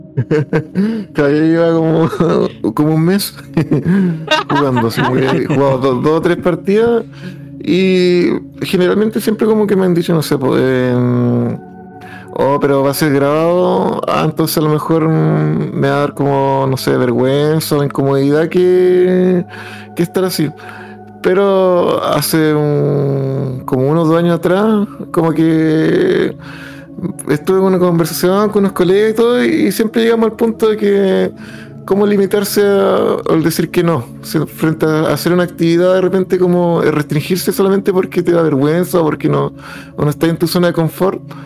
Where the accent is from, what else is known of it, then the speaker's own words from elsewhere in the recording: Tomé, Biobío, Chile; moved away; yo soy de Concepción, Tomé